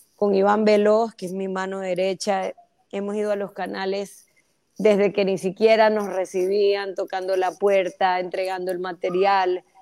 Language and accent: Spanish; Ecuador; todos somos ecuatorianos